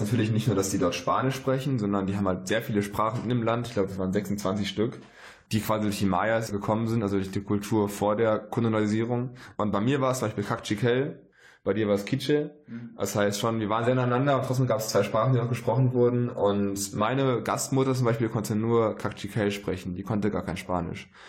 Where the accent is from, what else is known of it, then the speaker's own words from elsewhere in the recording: Germany; bei uns in Deutschland in der Heimat